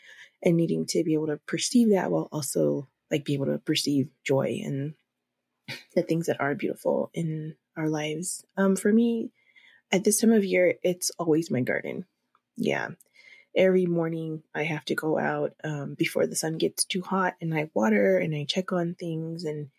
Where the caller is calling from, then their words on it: Denver, Colorado, United States; And especially here in Colorado, I'm phoning in from Denver, Colorado